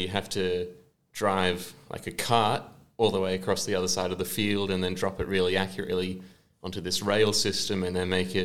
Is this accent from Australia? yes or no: yes; Sunshine Coast, Queensland, Australia; I'm from the Sunshine Coast.